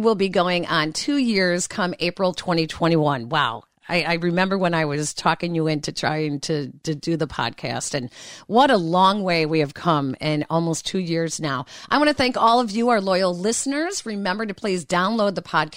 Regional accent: Chicago, Illinois, United States; growing up in Chicago

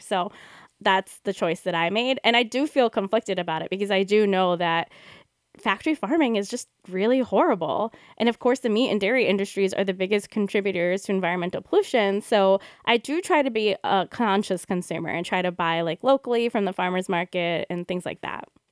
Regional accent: United States; We're two Indian American yoga teachers

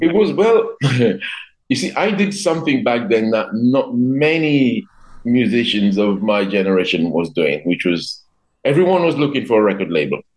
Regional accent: Dominica; I remember growing up in, in Dominica in the 70s

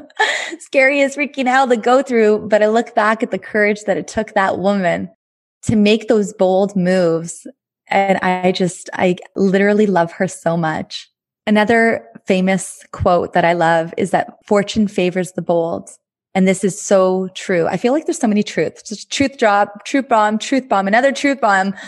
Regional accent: Thunder Bay, Ontario, Canada; moved away as an adult; also born or lived in Montreal; in Thunder Bay, my hometown.

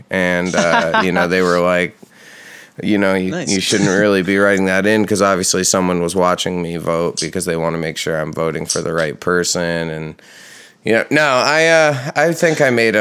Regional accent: New York, United States; moved away; also born or lived in Texas; I'm from New York

